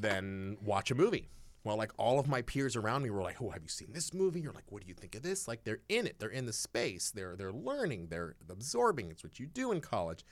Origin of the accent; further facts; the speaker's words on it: Eugene, Oregon, United States; moved away; I grew up in Eugene, Oregon, which I like to call the last refuge of the great American hippie.